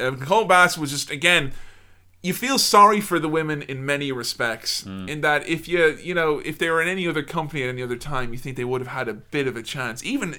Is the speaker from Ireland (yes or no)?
yes; Ireland; moved away; my hometown back home in Ireland